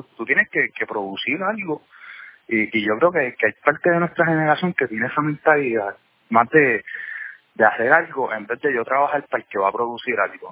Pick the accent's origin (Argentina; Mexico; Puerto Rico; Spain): Puerto Rico; now in New York, United States; nosotros como puertorriqueños